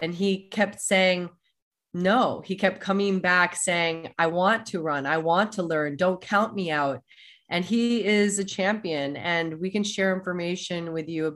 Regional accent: Germany; moved away; my heritage is I was born in Germany.

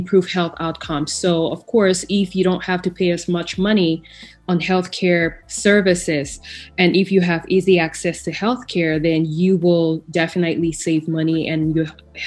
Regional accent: Bamenda, Northwest Region, Cameroon; moved away as an adult; also born or lived in Ethiopia; now in Texas, United States; growing up in Cameroon without that foundation

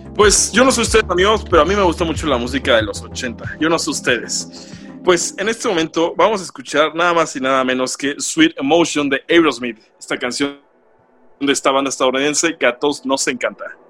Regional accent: Mexico; nosotros como, como mexicanos

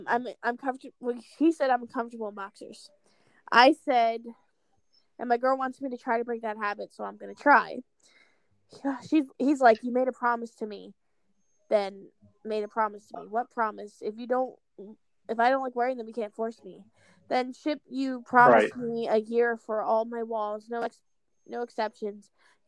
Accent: Pennsylvania, United States; I'm from Pennsylvania. I am in the animal science field. At my school.

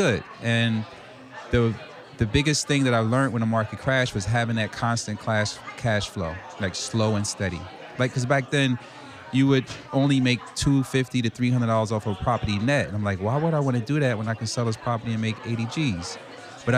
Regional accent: Newark, New Jersey, United States; I'm from Newark, New Jersey, so I kind of grew up in the hood.

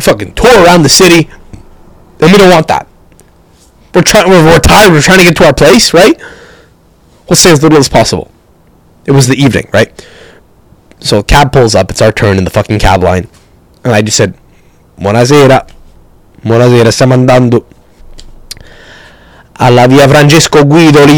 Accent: Canada; We're from Canada

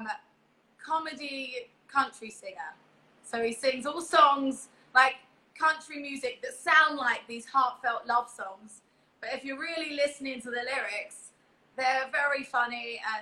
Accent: London, United Kingdom; moved away as an adult; also born or lived in East Hollywood, Los Angeles; now in Los Angeles, United States; I'm from East London. I'm in East Hollywood

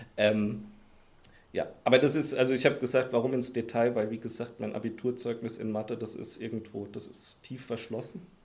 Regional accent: Heidelberg, Baden-Württemberg, Germany; moved away as an adult; also born or lived in Koblenz / Dieburg; ich komme komm ja aus Heidelberg, da habe ich mein Abi auch gemacht aus der Ecke da unten

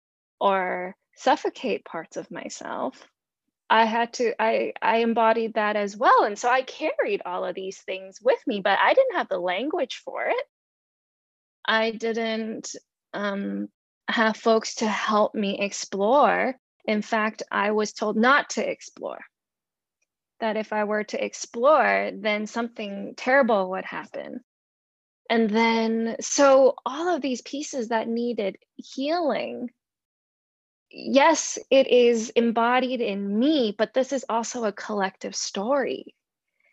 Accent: Hong Kong; growing up, being born and growing up in Hong Kong

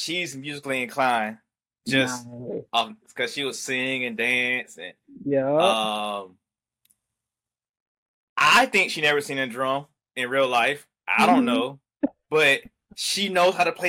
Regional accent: Augusta, Georgia, United States; I'm from Augusta

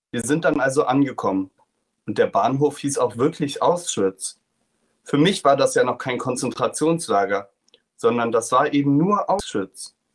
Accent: Germany; die SS mich gefragt hat, was ich denn für einer bin, habe ich gesagt, ich bin Deutscher.

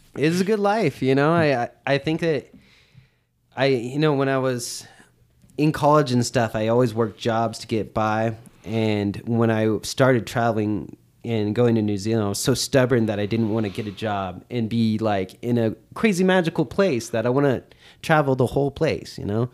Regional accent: Oakland, California, United States; I'm from Oakland

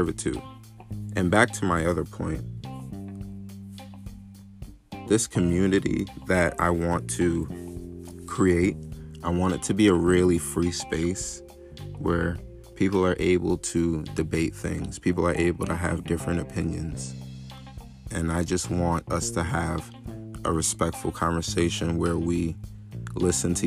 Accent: New York, United States; I'm from New York originally. Born and raised.

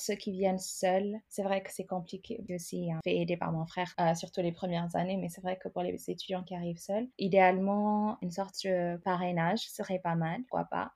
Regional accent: Ethiopia; moved away as an adult; now in France; Je viens de l'Éthiopie. Je suis arrivée à, à, presque 18 ans pour faire mes études, mais à la base, je suis euh, donc éthiopienne

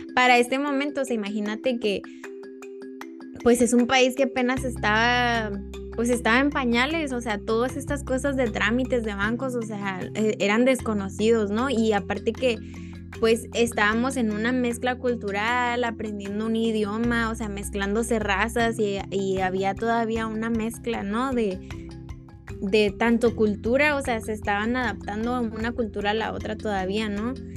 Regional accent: Mexico; para nosotros como mexicanos

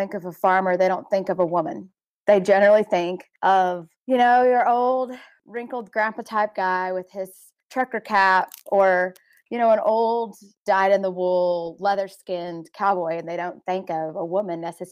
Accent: Dallas-Fort Worth area, Texas, United States; moved away as an adult; now in South Dakota, United States; I grew up in the Dallas-Fort Worth area

